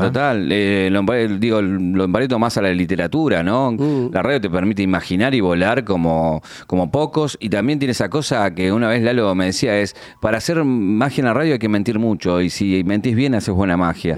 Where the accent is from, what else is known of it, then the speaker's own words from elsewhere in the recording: Isidro Casanova, Buenos Aires Province, Argentina; de un barrio nada humilde de Isidro Casanova y donde fui creciendo, donde hice la primaria en el colegio público, la secundaria en San Justo